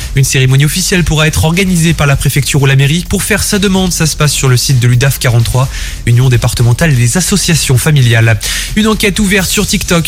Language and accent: French; Haute-Loire, Auvergne-Rhône-Alpes, France; chez nous, en Haute-Loire